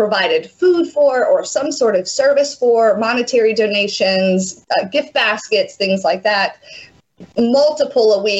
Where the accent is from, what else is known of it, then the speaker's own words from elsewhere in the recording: Mississippi, United States; we say, Mississippi.